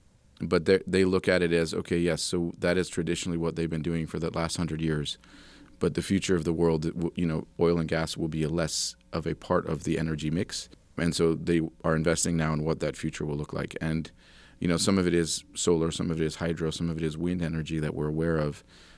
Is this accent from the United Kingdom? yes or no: no; Jos, Plateau, Nigeria; I am from Nigeria. I was born in Jos to Dutch, American, Canadian missionary parents.